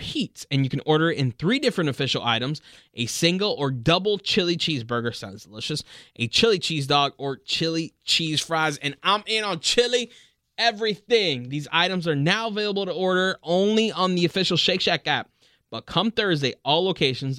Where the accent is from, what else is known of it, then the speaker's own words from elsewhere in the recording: Miami, Florida, United States; born and raised in Miami, just like me